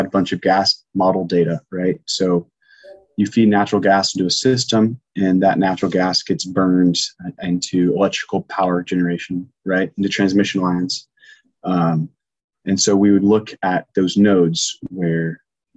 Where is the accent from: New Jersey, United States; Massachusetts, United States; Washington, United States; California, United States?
Washington, United States; Longview; now in Seattle, United States; my hometown, you know, Longview, Washington, 40,000 people